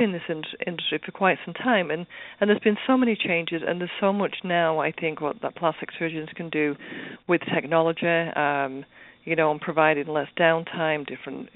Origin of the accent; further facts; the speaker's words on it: United Kingdom; a fellow Brit